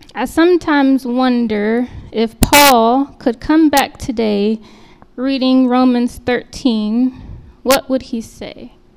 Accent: Austin, Texas, United States; moved away as an adult; now in King of Prussia, United States; Austin being my hometown

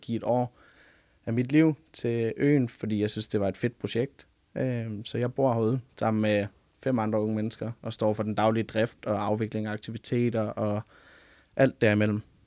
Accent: Funen, Southern Denmark, Denmark; moved away as an adult; now in Ungdomsøen, Denmark; jeg kommer oprindeligt fra Fyn af

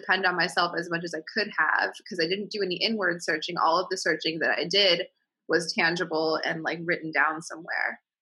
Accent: Midwest, United States; I'm from the Midwest, and my mom is like they're like they live in the in the suburbs in Illinois

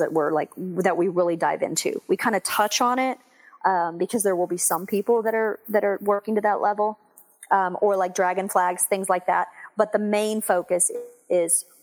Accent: Texas, United States; moved away as an adult; also born or lived in Houston / San Diego / Washington, D.C. / Virginia Beach; now in Dallas, United States; Well, I'm actually from Texas. I grew up in Texas

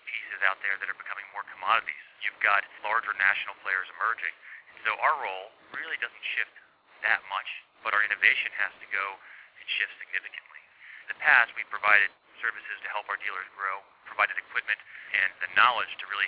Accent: Nashville, Tennessee, United States; I'm from Nashville, Tennessee

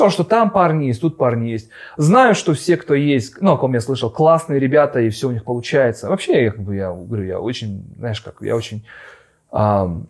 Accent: Far East, Russia; moved away; Мне еще даже к тому же помогает то, что мы уехали очень давно, и мы уехали с Дальнего Востока.

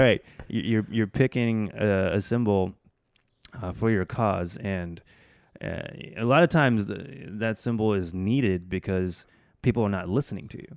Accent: Oklahoma, United States; also born or lived in Bangladesh; I grew up in Oklahoma. Uh, af, and my family immigrated from Bangladesh to the U S when I was about two

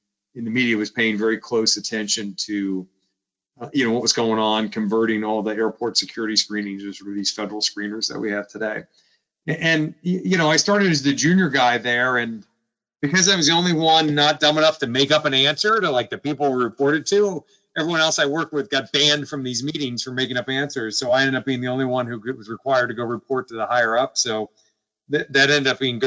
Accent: Stuart, Florida, United States; moved away as an adult; also born or lived in Atlanta, Georgia; now in Washington, D.C., United States; I grew up in South Florida, like nothing is older than 1952.

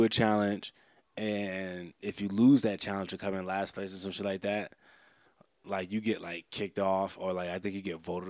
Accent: New Jersey, United States; moved away as an adult; now in Colorado, United States; I come from New Jersey and, like, living on the East Coast your whole life.

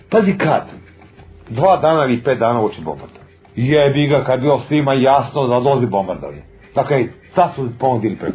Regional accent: Serbia; da mi kao Srbi, kao demonstranti, kao protiv Miloševića

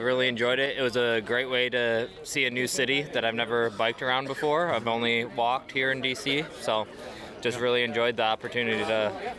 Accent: Grand Rapids, Michigan, United States; I'm from Grand Rapids, Michigan.

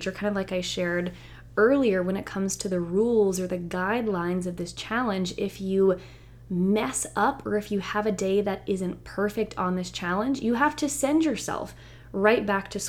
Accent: the South, United States; Growing up in the South, it just reminds me of like grits

